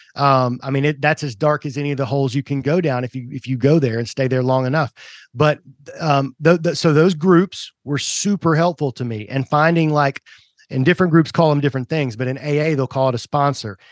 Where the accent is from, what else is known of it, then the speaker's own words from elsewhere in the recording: Tennessee, United States; also born or lived in Kentucky / Georgia; I was originally, uh, born in Kentucky, moved to Tennessee, you know, before any of my memories, so I was, like, one years old. Um, but I, you know, grew up in Tennessee